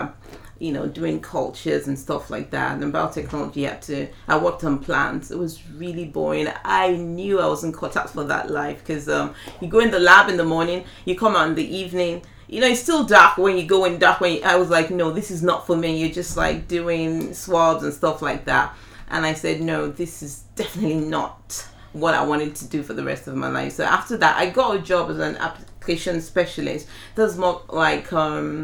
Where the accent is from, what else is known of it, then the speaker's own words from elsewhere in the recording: Ilorin, Kwara, Nigeria; moved away as an adult; also born or lived in Ibadan, Oyo State, Nigeria / Abuja, Nigeria; now in Essex, United Kingdom; I was born in Nigeria. I was born in Ibadan, in Oyo State in Nigeria. And I was still really young when we moved from Oyo State to Kwara State. And I virtually lived till I moved to the UK in Ilorin